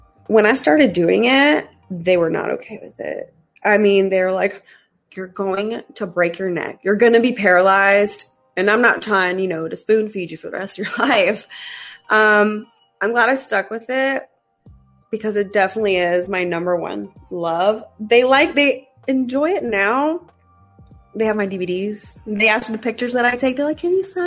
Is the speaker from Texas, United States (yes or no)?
no; Raleigh, North Carolina, United States; I'm from Raleigh, North Carolina